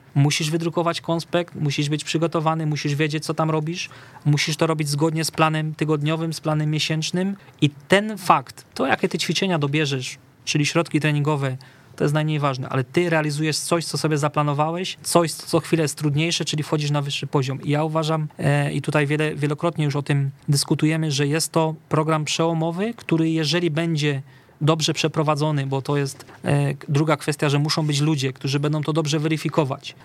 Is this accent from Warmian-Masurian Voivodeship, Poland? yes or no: no; Katowice, Silesian Voivodeship, Poland; u nas w Katowicach na Akademii Młodych